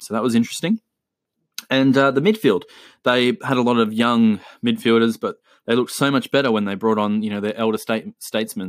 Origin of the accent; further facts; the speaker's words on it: Australia; also born or lived in Chile; me being Australian and, uh, giving you the Aussie influence